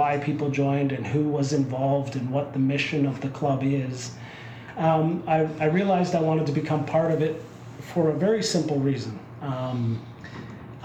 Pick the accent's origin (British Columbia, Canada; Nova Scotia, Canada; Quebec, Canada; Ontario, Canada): Ontario, Canada; Winterbourne; I'm from a little town called Winterburn, outside of Waterloo